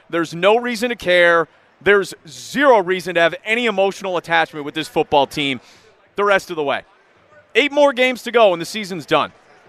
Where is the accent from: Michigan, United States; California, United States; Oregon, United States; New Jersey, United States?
Michigan, United States; Detroit; I'm from Detroit. I've been here my entire life